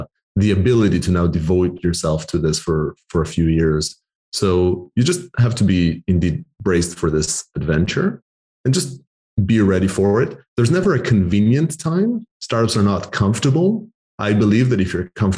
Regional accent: Israel; moved away as an adult; also born or lived in Canada / Argentina (heritage); now in United Kingdom; I'm Argentinian heritage, born and raised in Israel, lived a decade in Canada, and now live in the UK

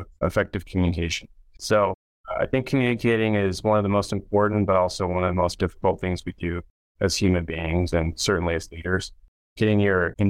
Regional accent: Reno, Nevada, United States; I grew up in the Reno, Lake Tahoe area.

